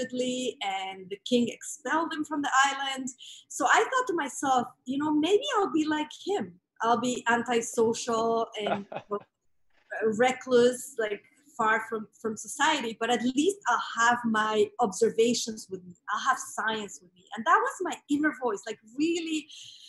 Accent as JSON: {"language": "English", "region": "Mexico City", "country": "Mexico", "tie": "born or raised there", "said": "So I grew up in Mexico City"}